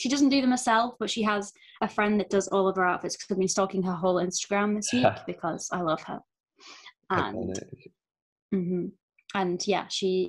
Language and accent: English; England, United Kingdom; I'm English, so we've got my